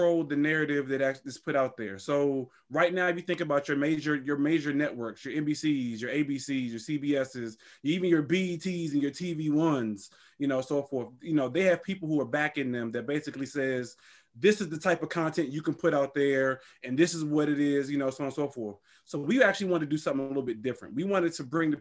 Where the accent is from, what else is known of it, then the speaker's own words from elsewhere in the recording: Washington, District of Columbia, United States; now in North Carolina, United States; I'm actually from the DC area, but we actually live in North Carolina.